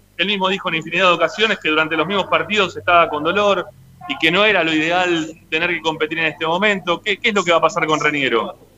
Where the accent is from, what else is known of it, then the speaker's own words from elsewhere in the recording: Monte Grande, Buenos Aires Province, Argentina; yo soy de Monte Grande